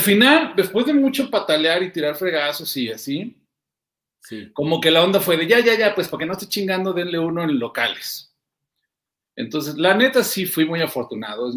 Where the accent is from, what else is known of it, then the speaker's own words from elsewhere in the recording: Durango, Mexico; Yo soy de Durango